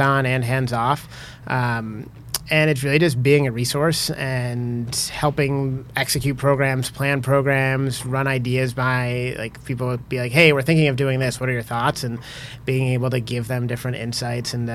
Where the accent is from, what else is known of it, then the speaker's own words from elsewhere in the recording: Cleveland, Ohio, United States; I am from Ohio